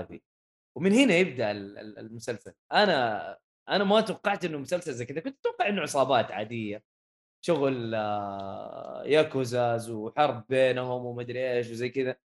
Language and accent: Arabic; Saudi Arabia; احنا كسعوديه